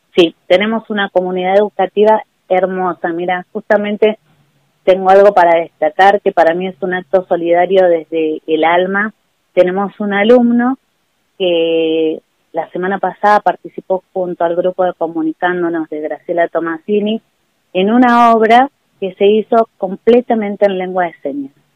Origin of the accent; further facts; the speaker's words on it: Buenos Aires, Argentina; moved away as an adult; now in Capilla, Argentina; yo soy de Buenos Aires y hace casi 20 años que estoy viviendo en Capilla